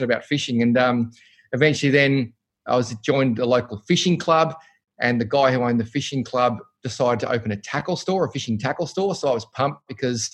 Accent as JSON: {"language": "English", "town": "Cranbourne", "region": "Victoria", "country": "Australia", "tie": "born or raised there", "said": "we grew up in Cranbourne, St Agatha's, and went to St Francis Xavier"}